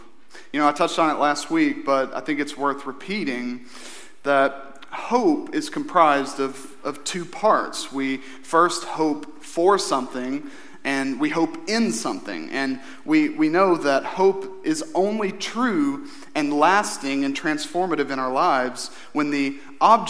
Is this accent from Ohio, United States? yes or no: no; Eastern Kentucky, United States; growing up in Eastern Kentucky